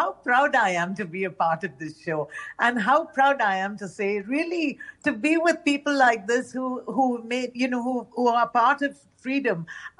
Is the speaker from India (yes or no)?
yes; Mumbai, Maharashtra, India; first language Tamil; English is a second language; I grew up in an India which knew no boundaries of religion, caste, color, creed, born and brought up in Bombay, a Madrasi, South Indian. And, Marathi was my third language. Hindi was my second language. French was my fourth language. We spoke Tamil at home.